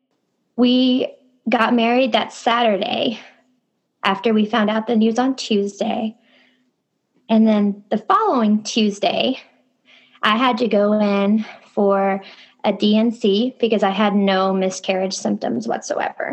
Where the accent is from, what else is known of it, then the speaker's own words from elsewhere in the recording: Kentucky, United States; I had just moved to a new city, 2 hours away from my hometown in Kentucky